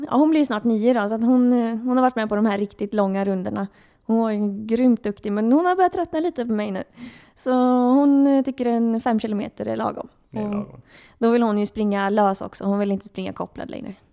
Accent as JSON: {"language": "Swedish", "town": "Örebro", "region": "Örebro County", "country": "Sweden", "lives_now": "Gothenburg, Sweden", "said": "jag kom ju från Örebro och då flyttade jag till Göteborg för att jag fick jobb här i Varberg."}